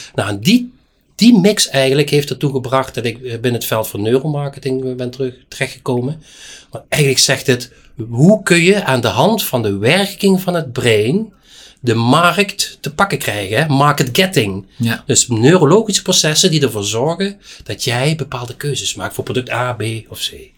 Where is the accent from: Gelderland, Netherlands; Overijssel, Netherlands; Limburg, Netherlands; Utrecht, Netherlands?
Limburg, Netherlands; Geleen; ik ben in Geleen geboren, helemaal in het zuiden